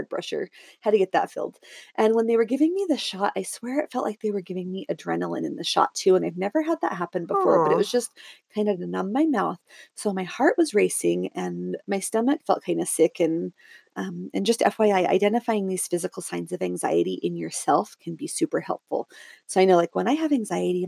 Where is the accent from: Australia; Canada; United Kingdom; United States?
United States; Southern Oregon; also born or lived in Salt Lake City area, Utah; now in Utah, United States; I grew up in Southern Oregon and now I live in just south of Salt Lake City, Utah